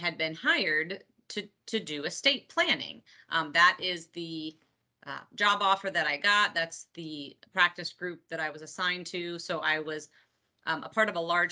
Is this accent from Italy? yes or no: no; Peru, Indiana, United States; I am in Peru, Indiana this morning speaking to you, which is my hometown and where my family farm is